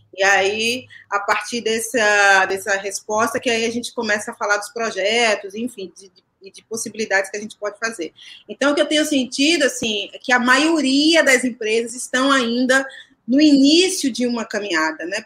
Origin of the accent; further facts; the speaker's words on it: Salvador, Bahia, Brazil; moved away as an adult; also born or lived in São Paulo; nasci em Salvador, né? E a minha vida artística começa em Salvador. Então, eu comecei a fazer teatro lá há 22 anos.